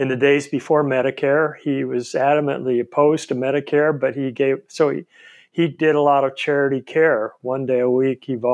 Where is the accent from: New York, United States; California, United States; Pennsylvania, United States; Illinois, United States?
California, United States; Stockton; I was born in Stockton, California